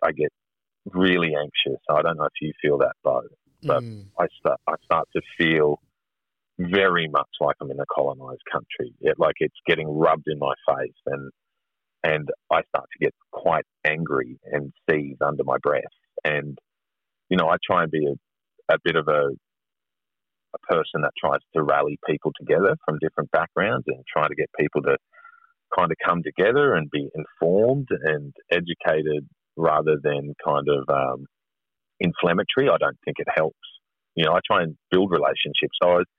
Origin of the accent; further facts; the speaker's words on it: Australia; if you believe in contemporary values of being Australian, of mateship and the fair go, well, this isn't the fair go for us, you know, and it's not been a lucky country for us.